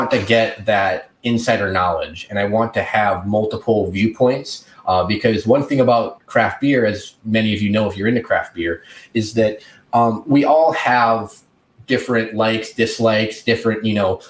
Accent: rural Wisconsin and rural Iowa, United States; also born or lived in Milwaukee, Wisconsin; now in Baltimore, United States; I grew up in rural Wisconsin and rural Iowa

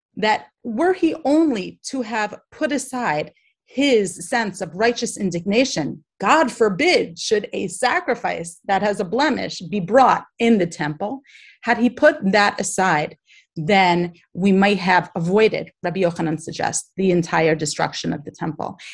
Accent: Baltimore, Maryland, United States; I'm from Baltimore in America

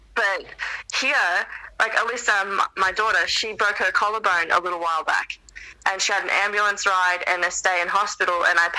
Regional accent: United States; now in Australia; growing up in the States when I was a kid

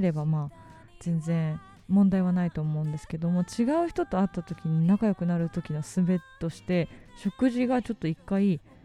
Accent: Ebina, Kanagawa, Japan; 私の地元の方で、えー、海老名というところがある

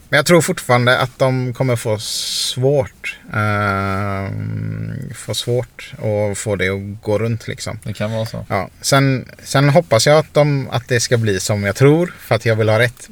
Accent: Sweden; i Sverige är vi så här

